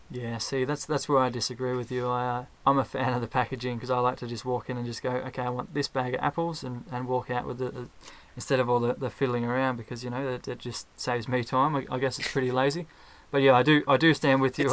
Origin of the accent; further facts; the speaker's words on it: Ballarat, Victoria, Australia; I'm from Ballarat, also from Australia.